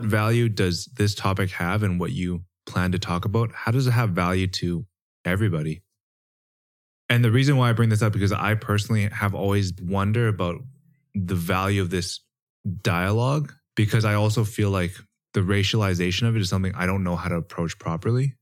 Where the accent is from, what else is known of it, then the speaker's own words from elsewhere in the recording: Canada; growing up in Canada